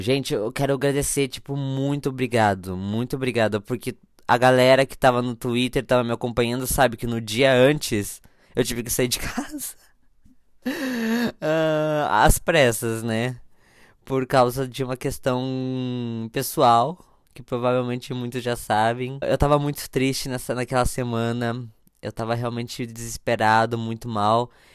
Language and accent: Portuguese; interior of Santa Catarina, Brazil; moved away as an adult; also born or lived in Paraná; Nasci dia 19 do 2 de 1998, às 22h22, 22, num quartinho de hospital numa cidade no interior de Santa Catarina. Na verdade, é duas cidades. Uma fica no Paraná e a outra fica em Santa Catarina